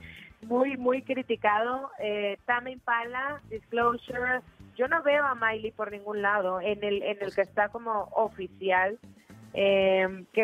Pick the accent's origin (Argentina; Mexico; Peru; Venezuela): Mexico; Pachuca, Hidalgo; now in Mexico City, Mexico; Em, soy de Pachuca, pero llevo ya un ratito viviendo aquí en la Ciudad de México.